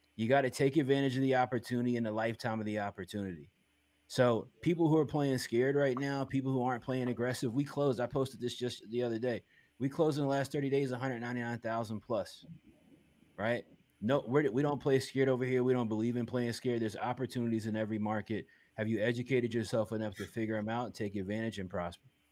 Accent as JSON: {"language": "English", "town": "Richmond", "region": "Virginia", "country": "United States", "said": "Richmond, Virginia"}